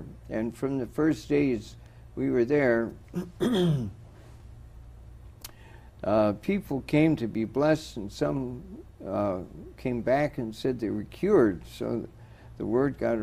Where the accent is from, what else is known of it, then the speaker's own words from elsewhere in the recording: Superior, Wisconsin, United States; moved away; I'm from Superior, Wisconsin